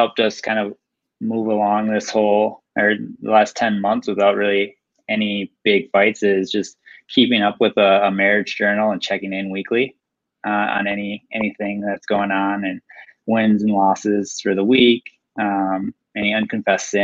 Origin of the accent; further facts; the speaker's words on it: Roseville, Minnesota, United States; I grew up in Roseville, just been in Minnesota, living in Minnesota my whole life